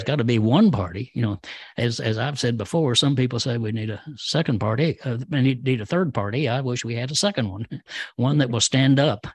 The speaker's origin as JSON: {"language": "English", "town": "Denison", "region": "Texas", "country": "United States", "tie": "born or raised there", "said": "I grew up in a little town called Denison"}